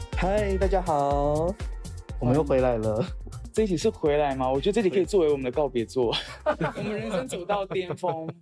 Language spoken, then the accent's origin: Chinese; Tainan, Taiwan; also born or lived in United States; 我们两个是台南人